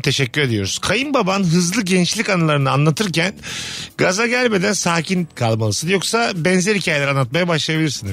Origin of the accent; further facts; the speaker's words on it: Bursa, Turkey; moved away; memleketim Bursa'ya geliyorum